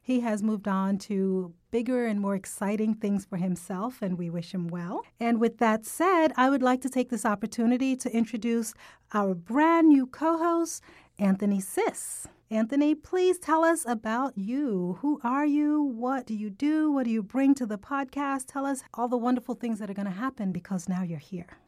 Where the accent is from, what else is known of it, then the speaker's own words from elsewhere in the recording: Jamaica; accent: Jamaican; moved away; I'm Caribbean. I'm actually from Jamaica, so I have a heavier Jamaican accent when I'm speaking with people who are from Jamaica